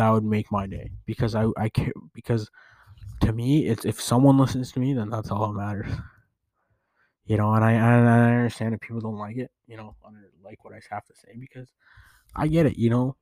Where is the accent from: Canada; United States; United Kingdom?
Canada; I am Canadian